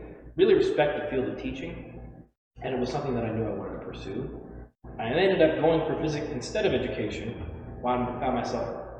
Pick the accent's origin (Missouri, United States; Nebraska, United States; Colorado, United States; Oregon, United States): Oregon, United States; also born or lived in Idaho; I'm from Oregon, so I looked at Oregon State, Portland State, University of Oregon